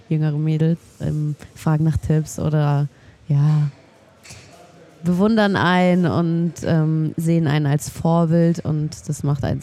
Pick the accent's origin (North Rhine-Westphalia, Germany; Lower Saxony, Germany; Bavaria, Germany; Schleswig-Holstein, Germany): Bavaria, Germany; Munich; now in Nuremberg, Germany; normalerweise komme ich aus München. Also ich bin in München geboren, aber ich bin äh, Anfang diesen Jahres im Februar nach Nürnberg gezogen.